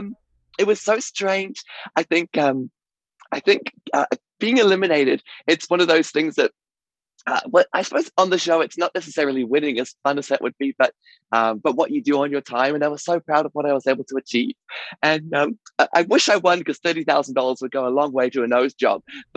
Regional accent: Nantwich, North West England, United Kingdom; also born or lived in Yeovil, United Kingdom / Vancouver, Canada; now in New Zealand; I was born in Yeovil in Somerset, and I lived in a place called Nantwich in Cheshire for 10 years. So we moved to New Zealand in 1999

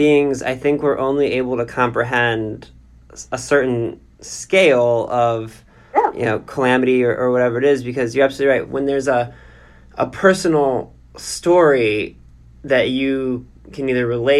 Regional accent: United States; as an American today

